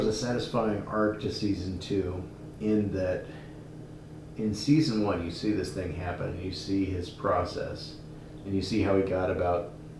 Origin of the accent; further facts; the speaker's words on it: Alaska, United States; born there; I was born in Alaska.